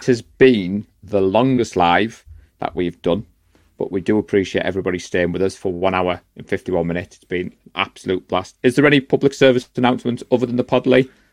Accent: Darlington, North East England, United Kingdom; now in Middlesbrough, United Kingdom; I'm from Darlington, but I live in Middlesbrough.

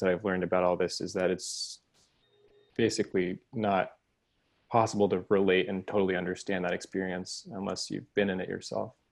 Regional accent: Houston, Texas, United States; Texas. I grew up in Houston.

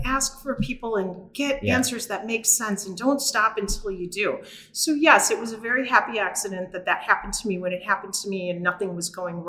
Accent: Chicago, Illinois, United States; I grew up in Chicago. I grew up on the Southwest side in Brighton Park

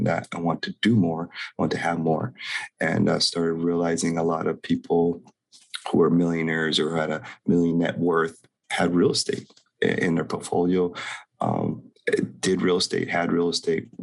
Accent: Hilo, Hawaii, United States; So I'm born and raised in Hawaii, born very low means, water catchment generator in the boonies in Hilo.

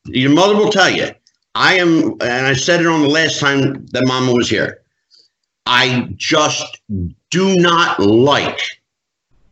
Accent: East Coast, United States; I grew up on the East Coast with Vince McMahon Sr.'s Worldwide Wrestling Federation

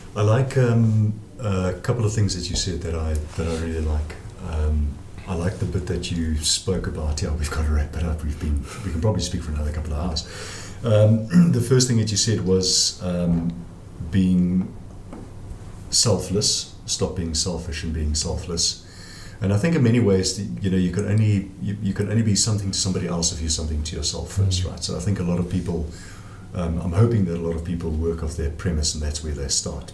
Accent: South Africa; We, we are South African

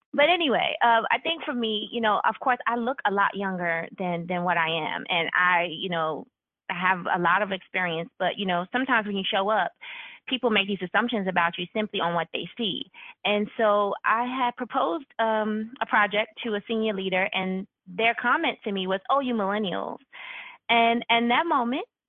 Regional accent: New York, United States; I'm born and raised in New York

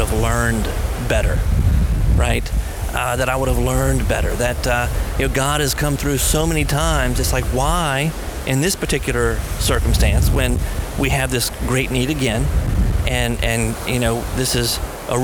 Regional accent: United States; maybe it's part of being an American. I think we have a certain mentality here in America

